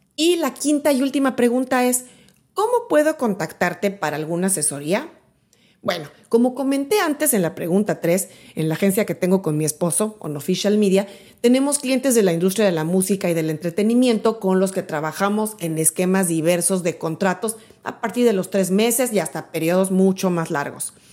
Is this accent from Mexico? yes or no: yes; Mexico City, Mexico; moved away as an adult; now in Miami, United States; yo soy de México, soy de la Ciudad de México. Viví ahí durante mis primeros 31 años